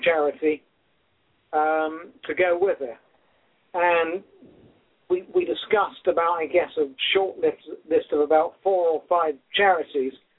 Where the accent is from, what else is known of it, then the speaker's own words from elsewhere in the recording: England, United Kingdom; moved away; I'm from England